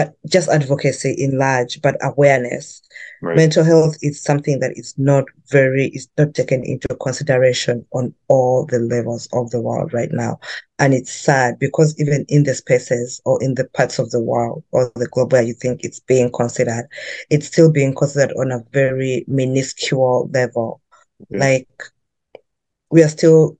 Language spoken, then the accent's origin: English; Uganda; moved away as an adult; now in Vancouver, Canada; I grew up in Uganda